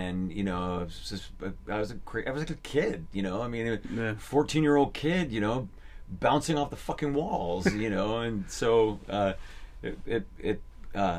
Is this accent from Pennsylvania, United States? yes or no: no; Berkeley, California, United States; that's where I grew up in the East Bay